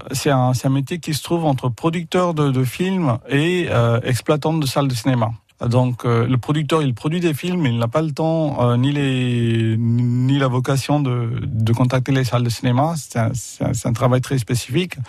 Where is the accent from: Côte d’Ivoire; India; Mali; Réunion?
India; Puducherry; moved away as an adult; also born or lived in Boulogne-Billancourt, France / Picardy, France; now in France; Je suis né en Inde à Pondichéry. C'est le sud-est de l'Inde. Je suis né là-bas et j'ai grandi là-bas.